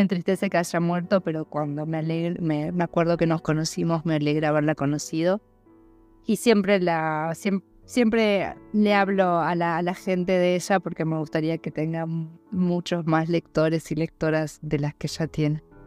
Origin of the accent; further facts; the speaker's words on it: Argentina; now in Buenos Aires, Argentina; mis padres viven, siguen viviendo en el pueblo donde yo nací y crecí